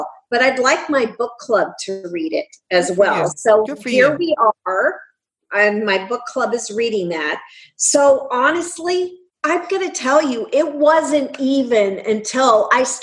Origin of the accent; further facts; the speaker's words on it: North Central Pennsylvania, United States; I grew up in North Central Pennsylvania, up from north of Harrisburg, in a town, community of 2,000 people